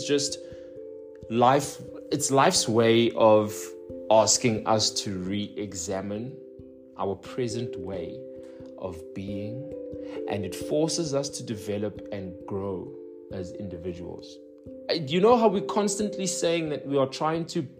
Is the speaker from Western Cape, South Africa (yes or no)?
no; Johannesburg, Gauteng, South Africa; moved away as an adult; I was born and raised in the Johannesburg South, and I've been there for 26 years